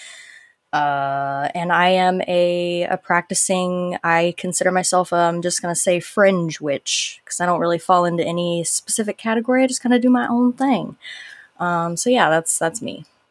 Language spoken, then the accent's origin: English; Live Oak, Florida, United States; accent: Southern twang; I grew up in little old Live Oak, Florida